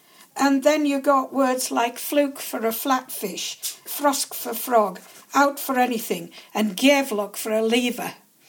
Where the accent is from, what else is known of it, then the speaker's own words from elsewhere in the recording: Lakeland, North West England, United Kingdom; This is my home. This is where I was born.